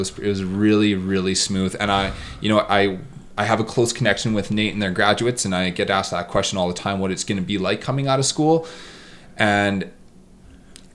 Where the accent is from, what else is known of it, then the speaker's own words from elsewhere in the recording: Edmonton, Alberta, Canada; also born or lived in Vernon, BC; my hometown is Edmonton